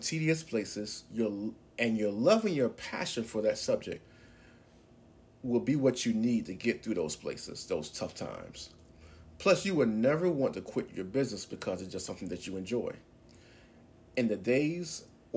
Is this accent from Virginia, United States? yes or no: yes; Norfolk, Virginia, United States; as a teenager in high school growing up in Norfolk, Virginia